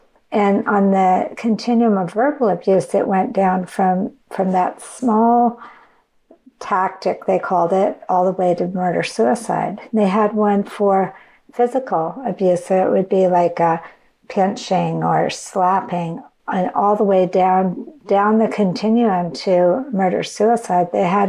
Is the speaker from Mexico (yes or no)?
no; Canada; now in United States; So I came across to the United States. I was from Canada. And I came across the border to come to school.